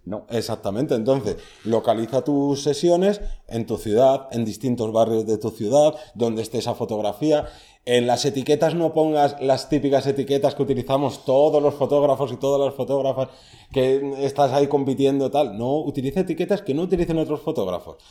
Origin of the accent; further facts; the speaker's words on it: Madrid, Community of Madrid, Spain; Yo soy de Madrid.